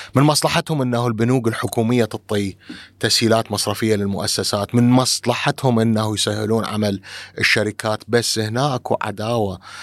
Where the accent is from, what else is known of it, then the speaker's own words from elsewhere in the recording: Iraq; إحنا عندنا بالعراق